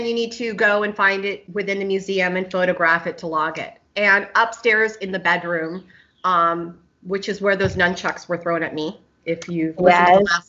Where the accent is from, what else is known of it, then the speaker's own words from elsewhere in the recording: Los Angeles, California, United States; I'm born and raised in the Valley. So I'm in the San Fernando Valley. So I'm a real Valley girl.